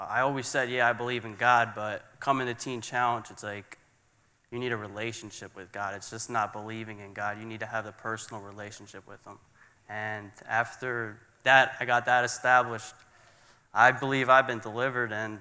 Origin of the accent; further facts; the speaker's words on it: Philadelphia, Pennsylvania, United States; I'm from Philadelphia, Pennsylvania. I grew up in a church exactly kind of this size